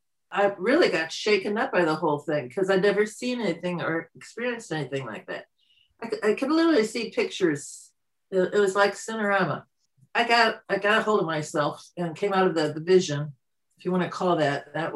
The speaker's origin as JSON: {"language": "English", "region": "Midwest", "country": "United States", "tie": "born or raised there", "also_born_or_lived": "Michigan", "moved": "as an adult", "lives_now": "Canada", "said": "I was born in the Midwest, Christian, very strict mother, prayed on her knees, dad, agnostic, all for science and so forth."}